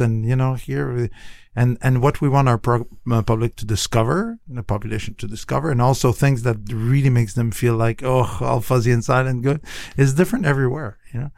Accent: Canada; now in United States; I'm from Canada.

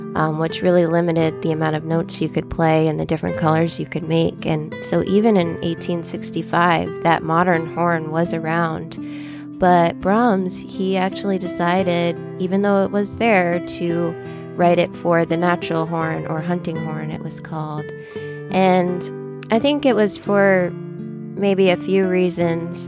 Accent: York, Maine, United States; also born or lived in Fort Wayne, Indiana / Boston, Massachusetts; now in Toledo, United States; I'm originally from York, Maine, very far from here and different. And I've lived in Toledo now for almost three years.

